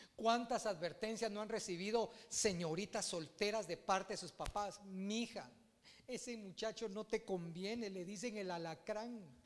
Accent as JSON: {"language": "Spanish", "country": "Guatemala"}